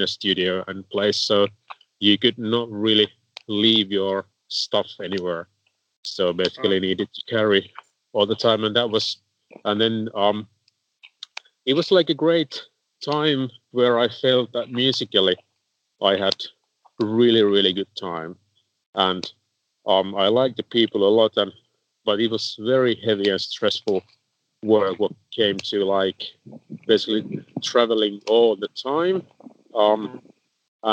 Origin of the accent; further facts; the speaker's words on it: Helsinki, Uusimaa, Finland; also born or lived in Turku; I came back for my hometown Helsinki